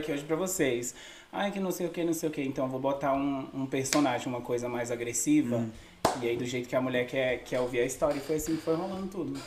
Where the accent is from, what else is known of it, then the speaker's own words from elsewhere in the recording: São Sebastião, Federal District, Brazil; also born or lived in Sobradinho / Austin, Nova Iguaçu; now in United States; Eu sou de Brasília, na verdade eu nasci em Sobradinho, fui criado em, so em, São Sebastião